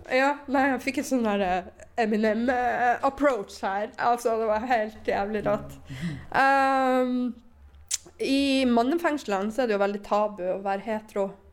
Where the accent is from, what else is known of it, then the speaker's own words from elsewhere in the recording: Northern Norway, Norway; jeg er nordlending